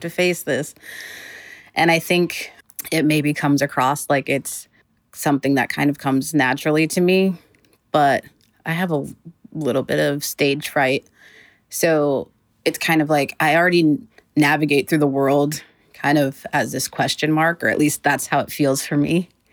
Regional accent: Massachusetts, United States; now in Los Angeles, United States; I'm from Massachusetts, so in a way it felt like I was kind of going home.

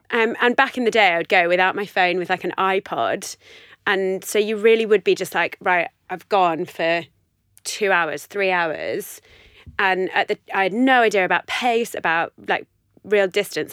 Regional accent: London, United Kingdom; moved away as an adult; I grew up in West London, in Chiswick.

